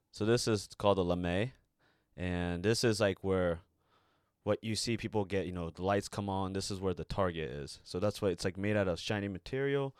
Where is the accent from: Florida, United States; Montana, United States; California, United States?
California, United States; Redwood City; I lived there for ten plus years. You know, that's my hometown